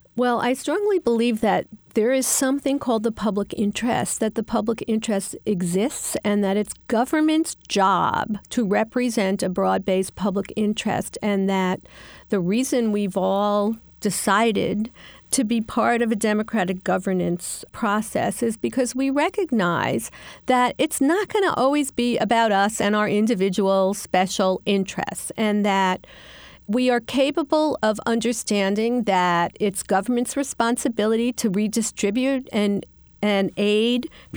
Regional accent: New York City, New York, United States; the neighborhoods like where I grew up in Queens

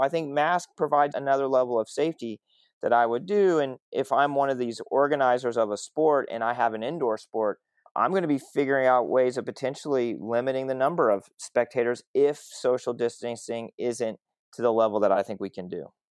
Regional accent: Southwest Oklahoma, United States; I grew up in Southwest Oklahoma. I grew up in a town of 20,000 people.

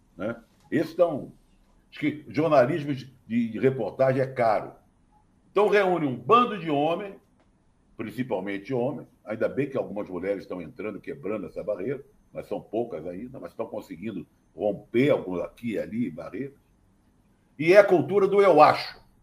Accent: Brazil; somos brasileiros

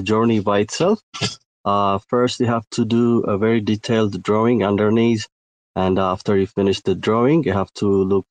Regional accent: Ethiopia; I'm from Ethiopia.

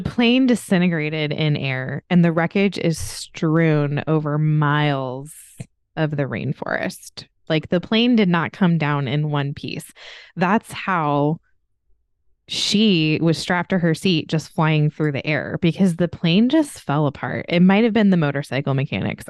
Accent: United States; I'm from America

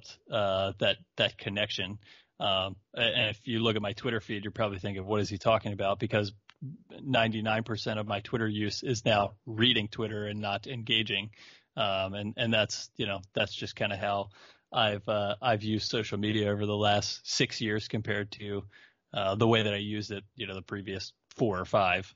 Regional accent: Baltimore, Maryland, United States; moved away as an adult; now in Orlando, United States; when I was living in Baltimore

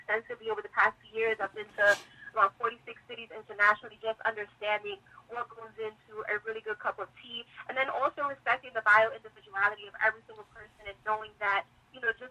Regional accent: New York City, New York, United States; also born or lived in London; being born and raised in New York City, in the Bronx, and then going to high school in East Harlem

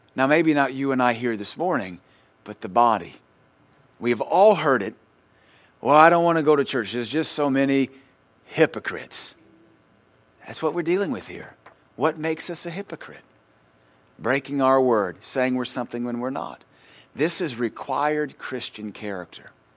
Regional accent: United States; we're American

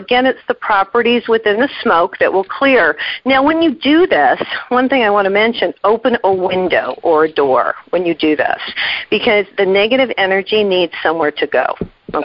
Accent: New Mexico, United States; I'm from New Mexico.

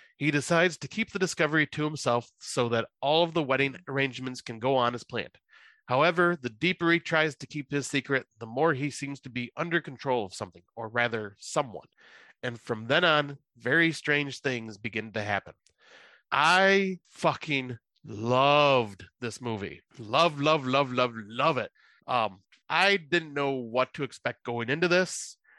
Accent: United States; I'm American

